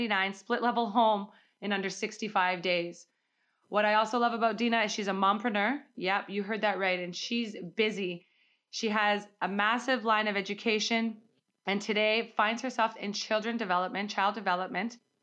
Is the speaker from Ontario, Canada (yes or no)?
no; Calgary, Alberta, Canada; my hometown, Calgary